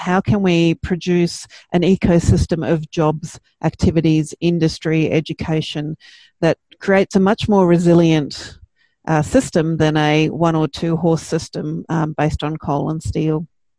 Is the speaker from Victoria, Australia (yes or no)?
no; New South Wales, Australia; I grew up near the Barrington Tops and it's just a phenomenally beautiful place.